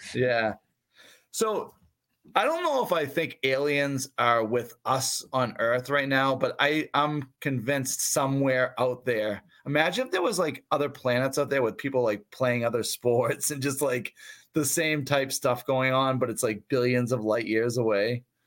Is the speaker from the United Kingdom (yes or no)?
no; Brockton, Massachusetts, United States; I grew up near Brockton.